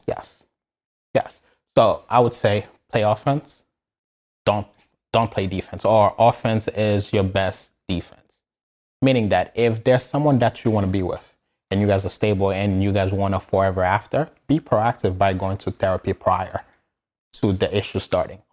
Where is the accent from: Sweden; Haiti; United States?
Haiti; moved away; I, I was born and raised in Haiti